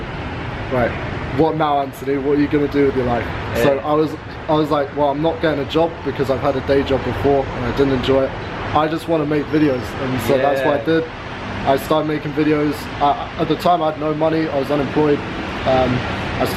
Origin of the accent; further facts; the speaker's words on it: London, United Kingdom; moved away as an adult; now in Chiang Mai, Thailand; I'm from London